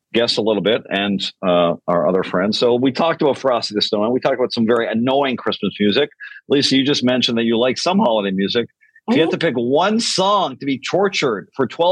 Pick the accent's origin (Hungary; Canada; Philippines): Canada; Canadians are known to be very apologetic people